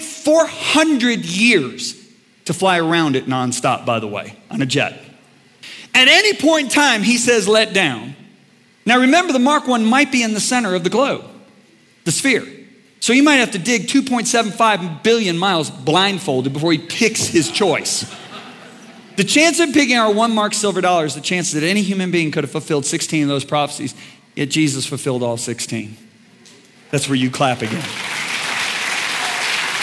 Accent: White Lake, Michigan, United States; I grew up on White Lake, Michigan

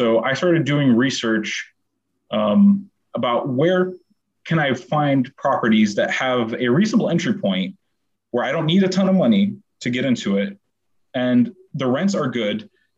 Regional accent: Syracuse, New York, United States; also born or lived in Middle East; I was born in Syracuse, New York. I grew up in the Middle East, then came back to Syracuse for university.

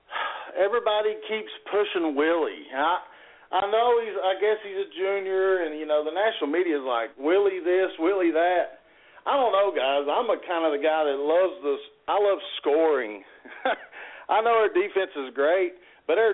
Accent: Pikeville, Kentucky, United States; moved away as an adult; now in Morehead, United States; I'm from Pikeville in the 15th region

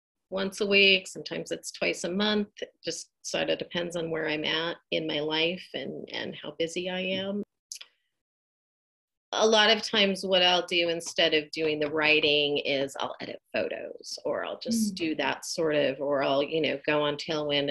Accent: Eugene, Oregon, United States; also born or lived in Bend, Oregon; I am a lifelong Oregonian. I grew up in Eugene, Oregon.

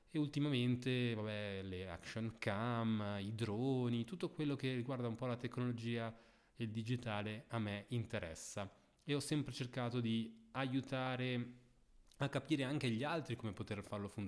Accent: Lugano, Ticino, Switzerland; born there

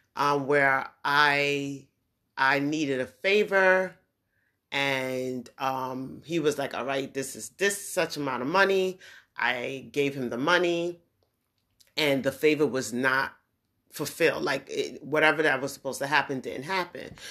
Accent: New York, United States; also born or lived in New Jersey / Brooklyn / Queens / Long Island; I'm from New York. Born in New York, I'm from that area, New York, New Jersey

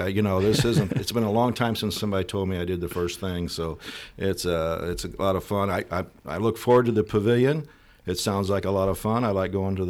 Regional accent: East Alton, Illinois, United States; I was born and raised in East Alton, Illinois, born in Wood River Township Hospital. So I've lived here my whole life and stayed.

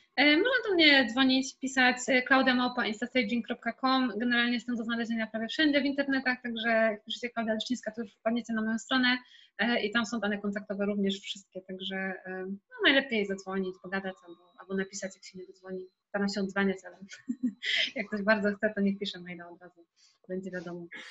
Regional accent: Zielona Góra, Lubusz Voivodeship, Poland; now in Kraków, Poland; mieszkam w Krakowie, pochodzę z Zielonej Góry

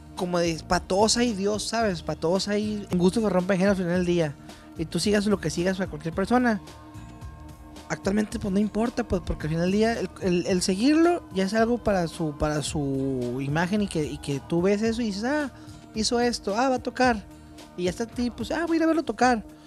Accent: Chihuahua, Mexico; also born or lived in Tijuana; Los burritos son de donde yo soy, de Chihuahua. Son de Juárez, de Villahumada.

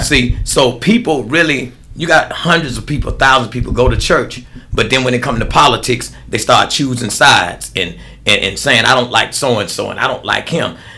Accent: United States; I grew up in America

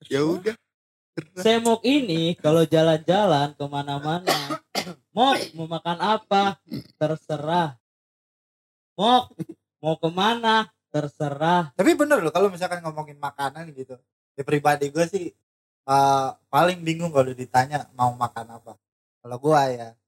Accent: Tangerang, Banten, Indonesia; Ya ketahuan dong kita dari Tangerang iya.

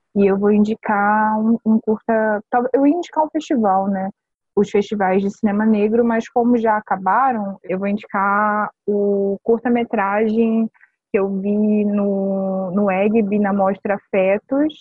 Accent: Rio de Janeiro, Brazil; Eu sou do Rio, né? Eu nasci no Rio

